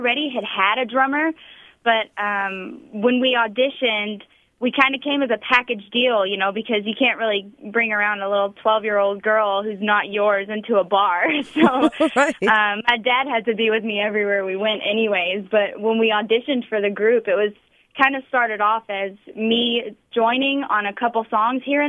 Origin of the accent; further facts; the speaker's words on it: Louisville, Kentucky, United States; moved away; my hometown